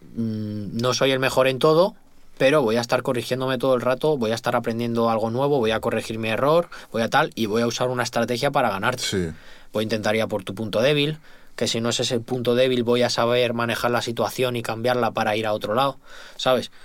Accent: Spain; also born or lived in Madrid

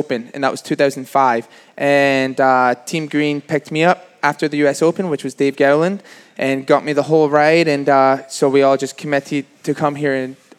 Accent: Canada; And, you know, we came from Canada, so everyone was calling me, like, the Canadian kid, got tore down.

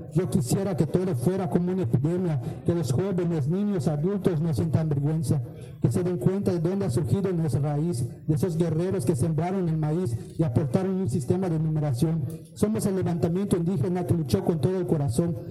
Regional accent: Mérida, Yucatán, Mexico; vengo de la comisaría de San Pedro Chimay, eh, comisaría de Mérida

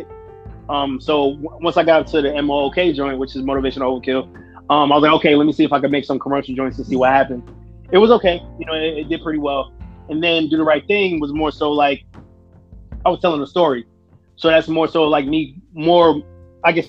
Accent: New York City, New York, United States; Brooklyn, New York. Born and raised

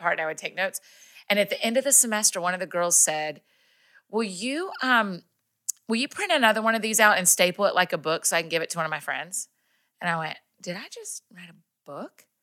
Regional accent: Kennesaw, Georgia, United States; also born or lived in Athens, Georgia; moved back to my hometown of Kennesaw, Marietta, Georgia

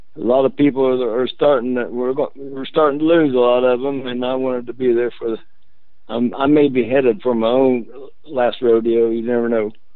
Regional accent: Alexandria, Indiana, United States; also born or lived in Redkey, Indiana / Muncie, Indiana; I'm not from Muncie. First thing, I uh, was born and attended the fifth grade at Alexandria

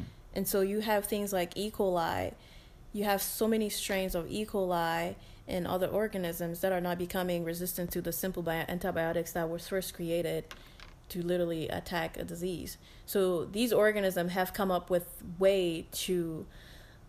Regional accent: Minnesota, United States; I'm from Minnesota

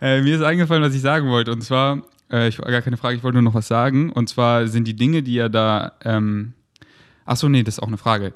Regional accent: Munich, Bavaria, Germany; now in Berlin, Germany

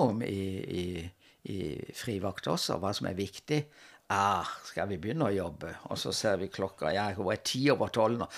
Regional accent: Kristiansand, Agder, Norway; moved away as an adult; also born or lived in Trondheim / Lørenskog / Oslo; havna jeg hjemme i Kristiansand igjen som, som lærer.

